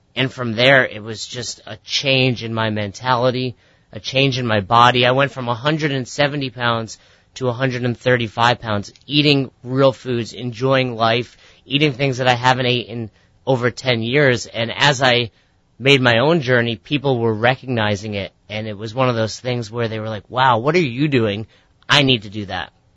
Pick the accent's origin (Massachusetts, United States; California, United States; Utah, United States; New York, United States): New York, United States; Peekskill; now in Albany, United States; I grew up in Westchester, New York